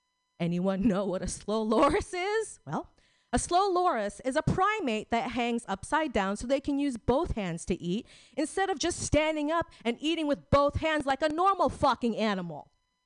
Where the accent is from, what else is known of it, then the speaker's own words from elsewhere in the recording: Philippines; So I'm a Filipino Catholic, and my boyfriend's a Russian Jew